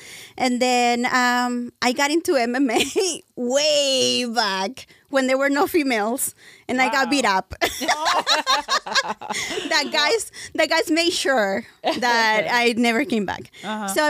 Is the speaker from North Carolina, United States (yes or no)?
no; Texas, United States; now in California, United States; Well, I'm originally from Texas, but I moved here a long, long time ago, and my whole family is Mexican. Mm-hmm. So I was raised there and here, which is weird.